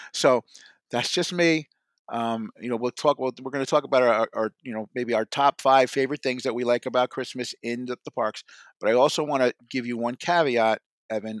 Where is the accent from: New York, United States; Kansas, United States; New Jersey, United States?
New Jersey, United States; I'm from New Jersey.